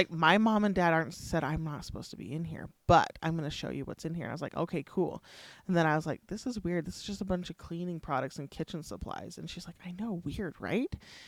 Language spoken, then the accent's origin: English; California, United States; moved away; I came from California where I couldn't play in my front yard, right?